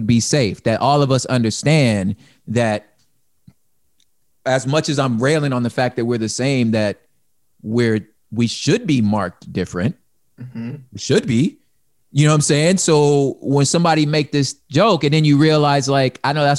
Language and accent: English; California, United States; I don't cease being a Californian. When I become a grab, I'm still a Californian.